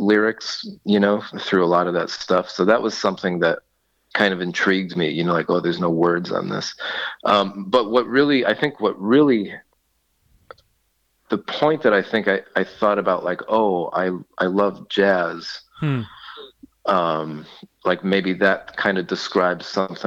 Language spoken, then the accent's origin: English; Agawam, Massachusetts, United States; now in New York, United States; I'm originally from Agawam, Massachusetts